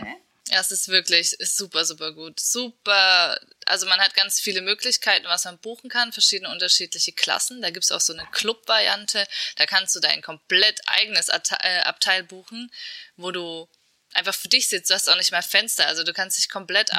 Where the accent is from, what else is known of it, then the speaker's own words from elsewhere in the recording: Erfurt, Thuringia, Germany; Erfurt ist nicht zu unterschätzen. Also das ist äh, meine Geburtsstadt